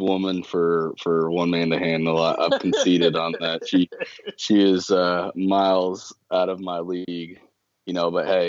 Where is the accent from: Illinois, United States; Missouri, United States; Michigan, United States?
Missouri, United States; North Kansas City; also born or lived in Parkville, Missouri; I'm from North Kansas City up north, and, you know, I've lived up there outside of growing up. I lived in Parkville for about a little bit over a year and a half, 2 years, and then my dad got this house shortly after I went up to college.